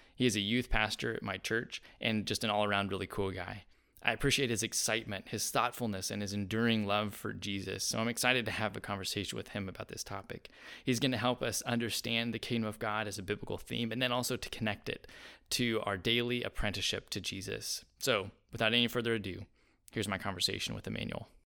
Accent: United States; being an American

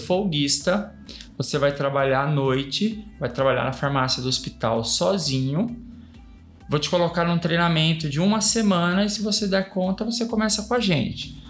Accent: São Paulo, Brazil; also born or lived in Campinas; eu nasci em Campinas e eu fui pra São Paulo muito pequenininho. Fui pra São Paulo com cinco anos de idade.

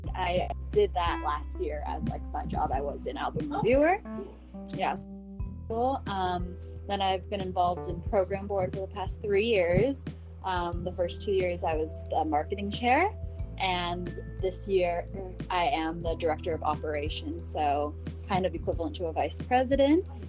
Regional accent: Northern California, United States

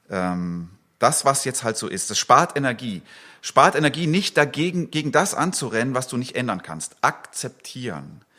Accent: Eastern Switzerland, Switzerland; Ich bin Schweizer eigentlich, ich komme aus der Ostschweiz. Und da heißt dieses Ding Bürschki.

